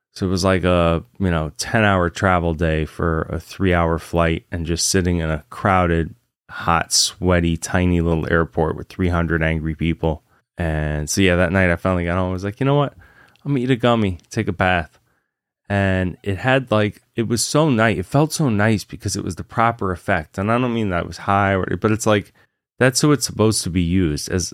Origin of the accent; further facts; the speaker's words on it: Virginia, United States; moved away; also born or lived in Massachusetts; I grew up in Virginia